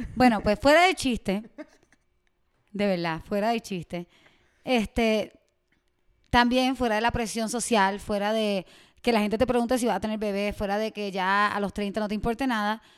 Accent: Puerto Rico; accent: Puerto Rican; also born or lived in Miami; now in Mexico; soy de Puerto Rico y llevo dos años viviendo en México. Antes de vivir en México viví en Miami

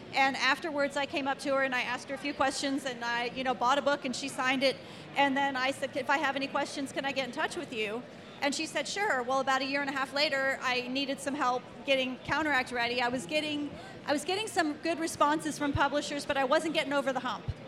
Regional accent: Cincinnati, Ohio, United States; I was born in Cincinnati, Ohio in 1960 something

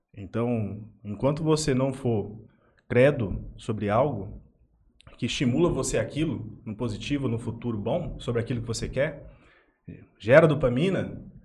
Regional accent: Jales, São Paulo, Brazil; also born or lived in Aparecida do Taboado; eu sou natural de Jales, né? Fui criado aqui

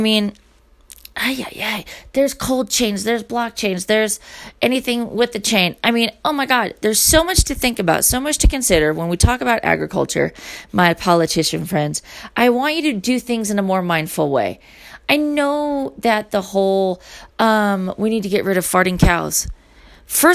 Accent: United States; I'm American

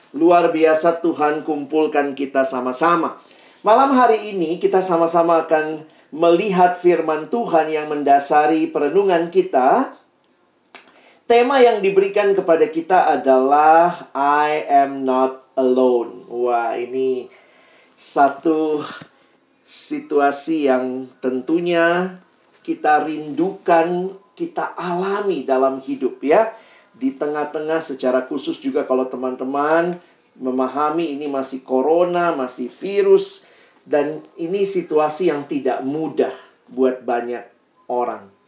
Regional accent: Makassar, South Sulawesi, Indonesia; Saya dulu lahir besar di Makassar, dan itu memang buat kita di timur seringkali sulit ya, jaringan dan seterusnya.

